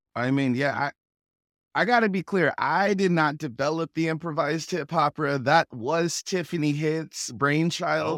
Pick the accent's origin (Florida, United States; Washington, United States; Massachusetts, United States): Washington, United States; Federal Way; accent: Federal Way; I grew up in Federal Way, went to Federal Way High School